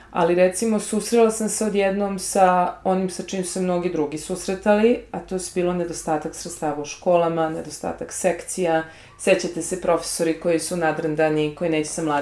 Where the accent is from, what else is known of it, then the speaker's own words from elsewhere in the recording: Sarajevo, Federation of Bosnia and Herzegovina, Bosnia & Herzegovina; moved away; Ja sam rođena u Sarajevu, kao vrlo mlada, gdje je svojih roditelja, šalim se. Kada sam imala 10 godina počeo rat.